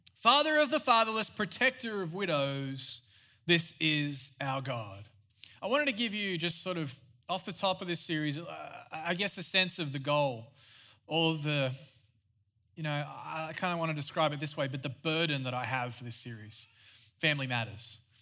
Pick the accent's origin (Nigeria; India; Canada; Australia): Australia; moved away; I am Australian. Yes, I have a weird accent